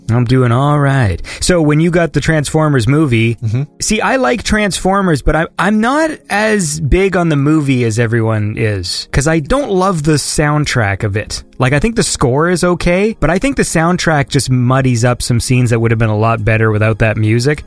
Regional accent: Canada; I'm Canadian

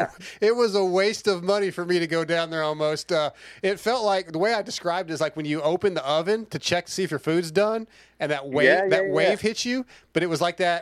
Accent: East Texas, United States; we're from East Texas. We're not far from Freestone.

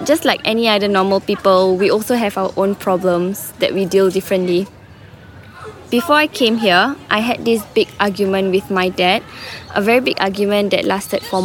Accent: Singapore; moved away as an adult; now in Australia; I'm an international student and I'm from Singapore

